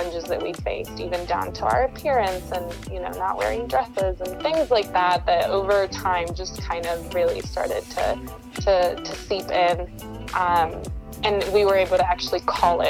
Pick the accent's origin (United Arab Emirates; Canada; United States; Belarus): United States; North Carolina; moved away as an adult; also born or lived in Colombia; now in Denver, United States; I'm originally from Colombia, South America, and I moved here to the United States when I was about 6 years old, grew up in North Carolina, and now have lived here in Denver, Colorado for the last 8 years